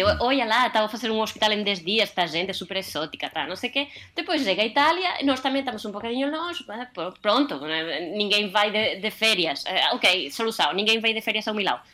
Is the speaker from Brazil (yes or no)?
no; Spain; Portuguese is a second language; now in Portugal; enquanto espanhola